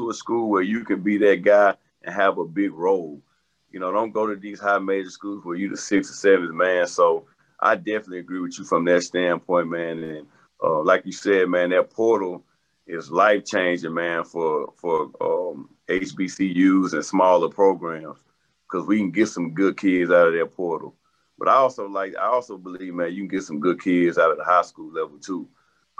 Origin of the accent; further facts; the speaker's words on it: Little Rock, Arkansas, United States; I'm from Arkansas, I'm from Little Rock